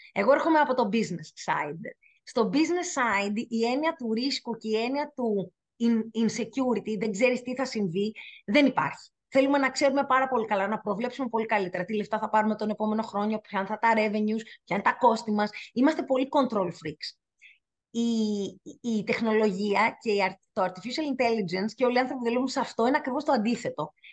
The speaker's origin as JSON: {"language": "Greek", "country": "Greece", "said": "εγώ είμαι Ελληνίδα και το τιμώ και αγαπώ πάρα πολύ τη χώρα μας"}